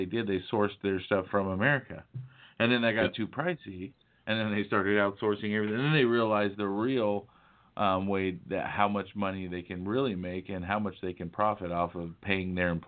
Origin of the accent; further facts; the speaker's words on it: Fresno, California, United States; I lived in California my entire life. Fresno is my hometown